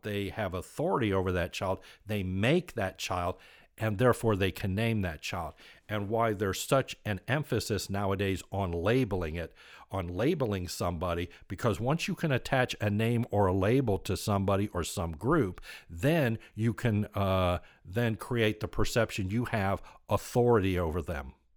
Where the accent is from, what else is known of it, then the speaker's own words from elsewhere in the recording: United States; I was born in the United States of America